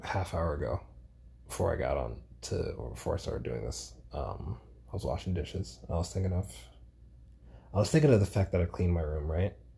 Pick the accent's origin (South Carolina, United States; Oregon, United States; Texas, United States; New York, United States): New York, United States; New York City; moved away as an adult; also born or lived in Grenada; now in Georgia, United States; as a New Yorker, right? Like growing up in New York all my life